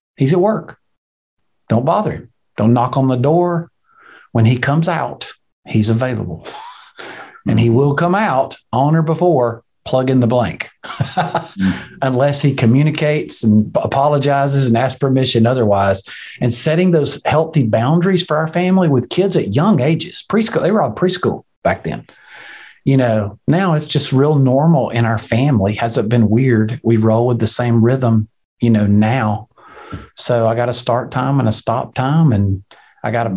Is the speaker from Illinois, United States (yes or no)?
no; Alabama, United States; I'm from Alabama. We're 48th on every list.